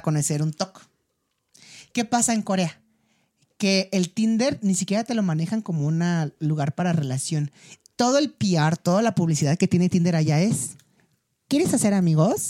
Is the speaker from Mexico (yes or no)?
yes; Mexico; moved away as an adult; also born or lived in South Korea / China